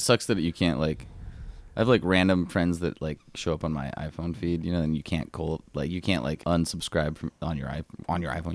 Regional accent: Alaska, United States; moved away; my friend Anthony that I grew up with in Alaska

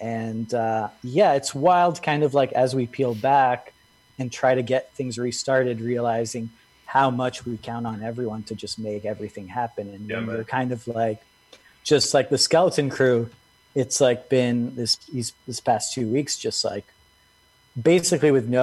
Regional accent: Genoa, Liguria, Italy; also born or lived in Lebanon; now in New York, United States; Raised in Italy

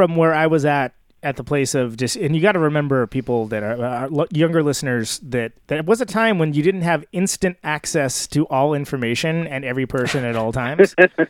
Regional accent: Modesto, California, United States; now in Oakland, United States; I'm from Modesto.

